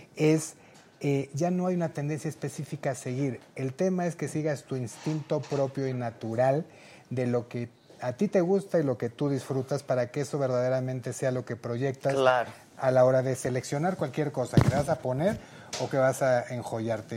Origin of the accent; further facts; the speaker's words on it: Taxco, Guerrero, Mexico; Yo soy tasqueño, guerrerense